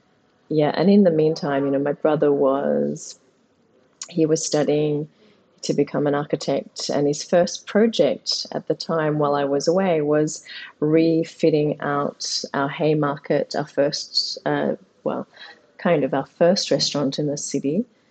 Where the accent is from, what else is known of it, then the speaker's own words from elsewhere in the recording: Mossman, Queensland, Australia; I grew up in Mossman, and we can talk a little bit about that. We were the first Asians, pretty much the first Asian kids in our neighborhood.